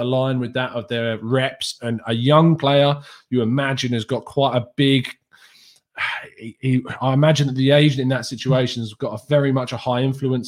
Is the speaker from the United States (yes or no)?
no; England, United Kingdom; speaking as the English guy